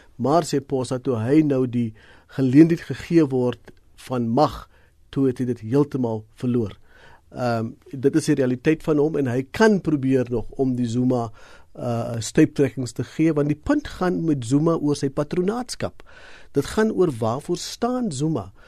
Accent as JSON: {"language": "Afrikaans", "country": "South Africa"}